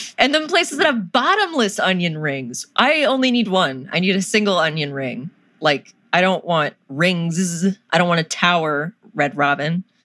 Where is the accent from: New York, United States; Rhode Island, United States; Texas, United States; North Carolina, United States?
North Carolina, United States; I'm from North Carolina